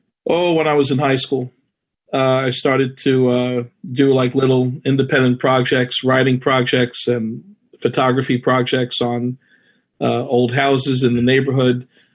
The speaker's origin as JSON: {"language": "English", "town": "New York City", "region": "New York", "country": "United States", "tie": "born or raised there", "said": "I grew up here in Flushing, more specifically in Whitestone. I've been here for over 35 years, proud resident. Went to school here, went to public school here"}